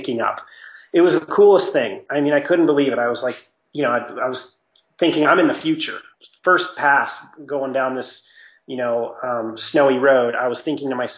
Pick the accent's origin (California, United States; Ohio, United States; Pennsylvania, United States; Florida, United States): California, United States; Mammoth Lakes; moved away; I'm from Mammoth, and my parents have a house up there